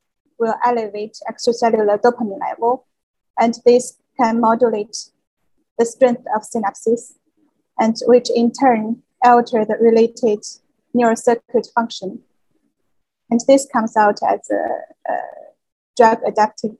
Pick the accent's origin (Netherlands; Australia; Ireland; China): China; moved away as an adult; now in Geneva, Switzerland; I was born in China and received education there